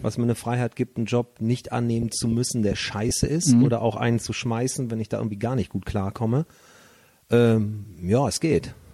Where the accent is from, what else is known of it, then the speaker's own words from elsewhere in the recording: Leverkusen, North Rhine-Westphalia, Germany; now in Cologne, Germany; ich bin ja in der Sportstadt Bayer Leverkusen mhm. aufgewachsen